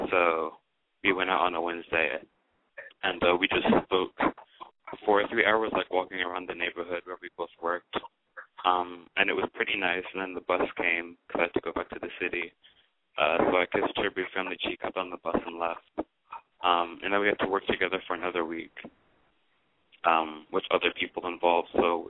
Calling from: Westchester, New York, United States; I'm 21 and I'm calling from Westchester.

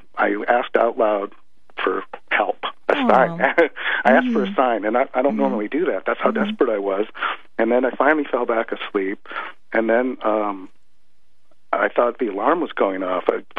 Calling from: Kirkland, Washington, United States

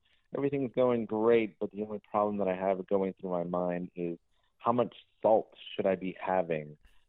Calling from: Florida, United States; So I'm calling from Florida.

